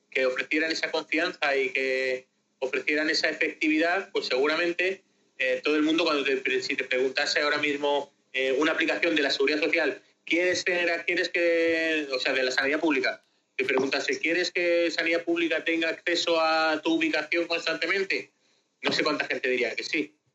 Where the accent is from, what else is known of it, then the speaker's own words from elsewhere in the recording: Spain; De España.